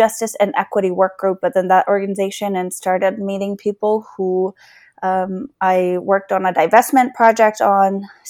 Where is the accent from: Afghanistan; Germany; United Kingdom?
Afghanistan; also born or lived in Beaverton, United States; now in Virginia, United States; I'm a refugee from Afghanistan, and my family was resettled in Beaverton, Oregon. And we moved to Northern Virginia in 2006